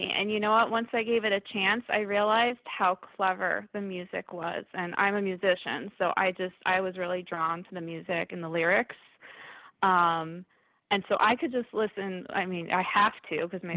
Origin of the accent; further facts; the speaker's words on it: Northeast, United States; I'm from the Northeast